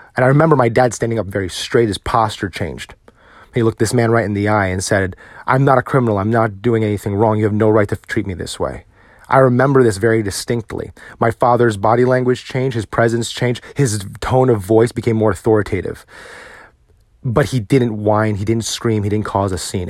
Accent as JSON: {"language": "English", "country": "United States", "also_born_or_lived": "Virginia", "said": "as a Filipino American"}